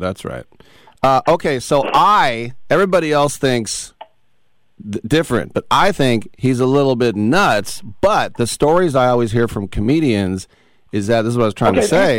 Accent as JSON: {"language": "English", "area": "Bay Area", "region": "California", "country": "United States", "tie": "born or raised there", "also_born_or_lived": "New York", "said": "because I'm from the Bay Area, but the time I spent in New York, and obviously there's a huge Mexican American population here in California, but we don't really have, and I know this because I've grown up here."}